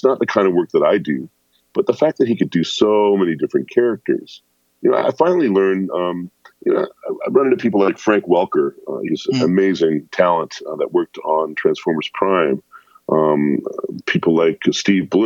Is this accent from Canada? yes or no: yes; near the border with Detroit, Ontario, Canada; I grew up in Canada, but luckily I grew up near the border, so I could get the stations from Detroit.